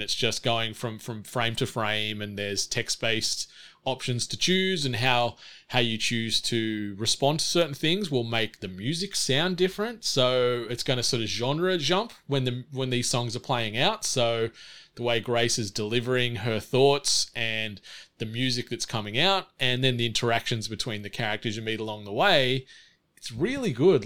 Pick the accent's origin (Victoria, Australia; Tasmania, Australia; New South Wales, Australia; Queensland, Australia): New South Wales, Australia; Snowy Mountains; Growing up in the Snowy Mountains, our local library didn't always have a ton of assortment